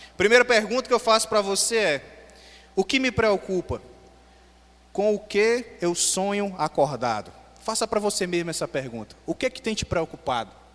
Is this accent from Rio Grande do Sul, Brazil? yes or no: no; Beberibe, Ceará, Brazil; moved away as an adult; also born or lived in Fortaleza; Eu saí de Beberi e fui morar na capital